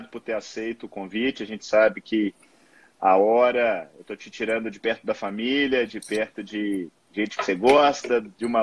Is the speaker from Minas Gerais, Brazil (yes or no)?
yes; Minas Gerais, Brazil; eu sou mineiro, né?